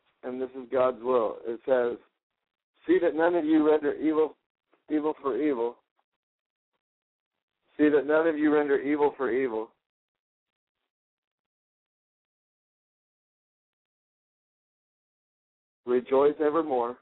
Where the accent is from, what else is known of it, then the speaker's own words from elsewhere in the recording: Garland, Texas, United States; my hometown, which is Garland, Texas